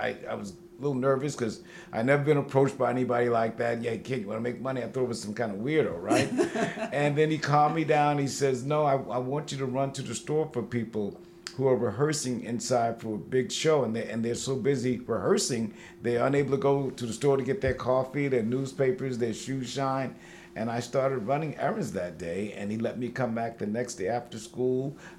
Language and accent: English; Mount Vernon, New York, United States; also born or lived in Bronx, New York / White Plains, New York / New Rochelle, New York; I was born and raised in Mount Vernon, New York. I am one of 14 children. And my family was very impoverished. You know, we were very poor. And I was in foster care.